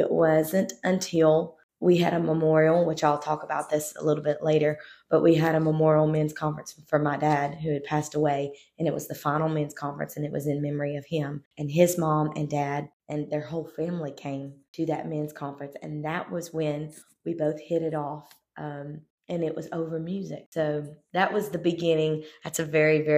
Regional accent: South Louisiana, United States; I was born and raised in South Louisiana, and my parents pastored there

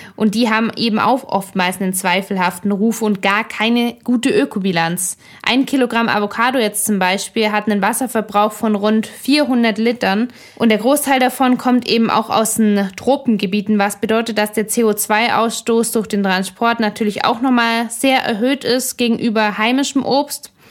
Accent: Germany; unserem Überflussland Deutschland

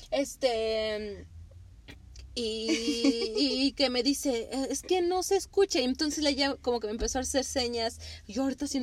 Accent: Mexico; Para nosotros este como mexicanos el chile

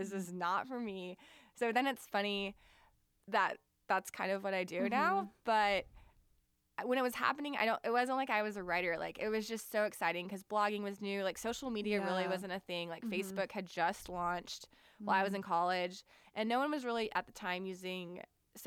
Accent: Houston, Texas, United States; now in Austin, United States; I grew up in Houston. It was south of Houston, so I grew up near NASA

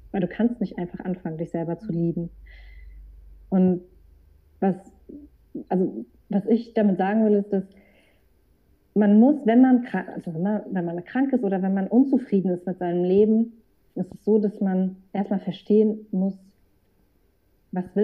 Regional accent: Frankfurt, Hesse, Germany; ich bin aus Frankfurt

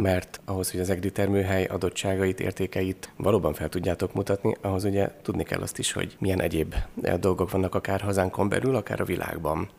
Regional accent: Eger, Heves, Hungary; egri vagyok

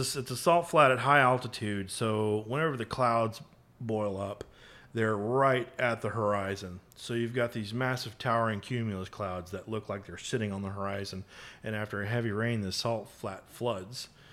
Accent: McKinney, Texas, United States; also born or lived in Frisco, Texas; now in Dallas, United States; I grew up in McKinney and kinda went to school, uh, nearby in Frisco

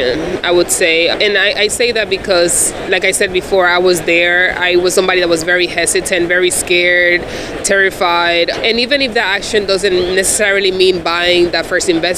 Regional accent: Dominican Republic; moved away; I'm an immigrant from the Dominican Republic.

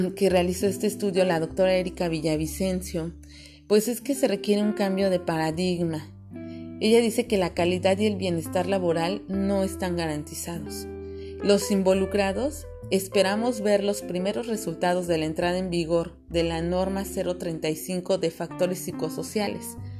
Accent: Mexico City, Mexico; moved away as an adult; now in Cancún, Mexico; yo soy de la Ciudad de México, ahora tengo la fortuna de vivir en Cancún

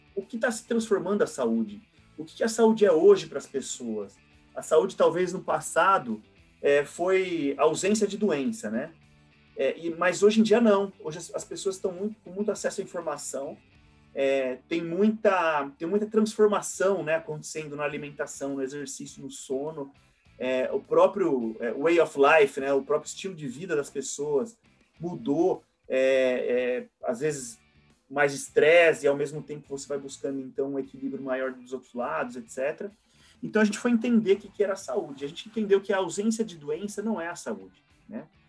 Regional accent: interior of São Paulo, Brazil; moved away as an adult; now in São Paulo, Brazil; na minha cidade natal, é, que, que é no interior de São Paulo

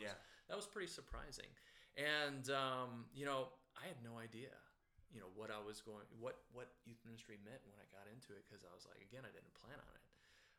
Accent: Michigan, United States; also born or lived in East Coast; I mean, growing up in the Midwest, in Michigan, and then in a Church of Christ, specifically in that context, and also on the East Coast, there's not many. It's not the Bible Belt.

